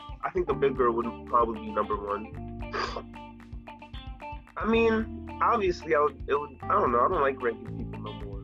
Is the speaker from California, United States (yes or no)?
no; New York City, New York, United States; I was born in the Bronx, bro. It was like West African people and like Puerto Rican people. The first time I ever interacted with a white person outside of like some authority figure was high school when I was like 15